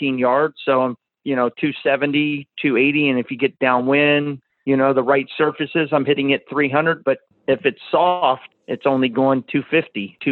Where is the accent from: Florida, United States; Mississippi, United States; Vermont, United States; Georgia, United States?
Florida, United States; Clearwater Beach; I'm from Clearwater Beach